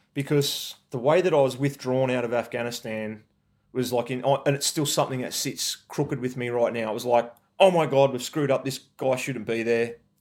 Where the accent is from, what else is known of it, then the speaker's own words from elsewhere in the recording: Forbes, New South Wales, Australia; I grew up in Forbes and country in New South Wales